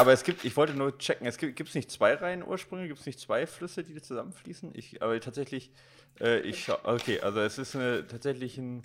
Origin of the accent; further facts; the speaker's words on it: Recklinghausen, North Rhine-Westphalia, Germany; ich bin in Recklinghausen Süd groß geworden